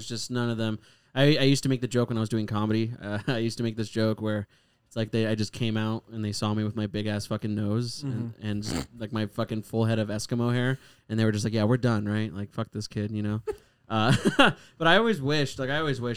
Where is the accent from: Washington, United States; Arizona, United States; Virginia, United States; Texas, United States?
Arizona, United States; Surprise; also born or lived in Simi Valley, California / Ohio; I moved to Ohio for like 3 months when I was a baby, and then I came here. But I've mostly been like from the Surprise El Mirage area